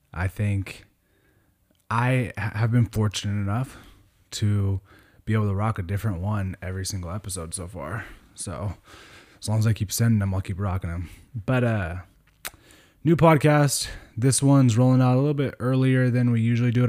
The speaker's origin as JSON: {"language": "English", "area": "Sonoma County", "region": "California", "country": "United States", "tie": "born or raised there", "moved": "as an adult", "lives_now": "Sacramento, United States", "said": "I grew up in Sonoma County in California"}